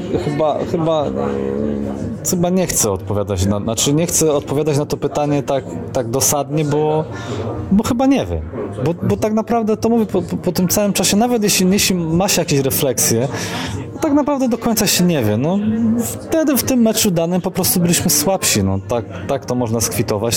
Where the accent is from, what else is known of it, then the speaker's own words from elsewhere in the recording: Poznań, Greater Poland, Poland; moved away as an adult; also born or lived in Kraków; ja taki rodowity poznaniak